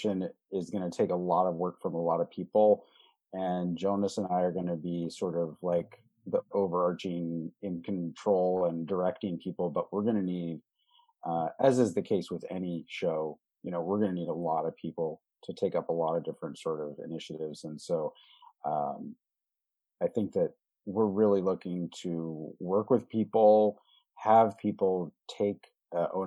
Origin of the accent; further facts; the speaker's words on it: Mendocino County, California, United States; I grew up in Mendocino County, and next to the house that I lived in until I was 11 years old